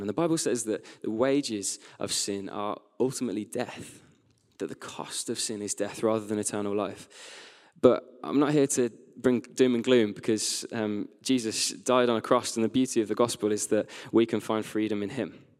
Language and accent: English; West Midlands, United Kingdom; now in Sheffield, United Kingdom; As a teenager, I grew up in the West Midlands